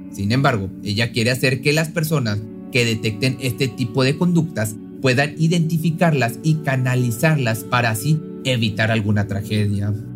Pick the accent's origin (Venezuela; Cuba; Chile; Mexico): Mexico; mi país, en México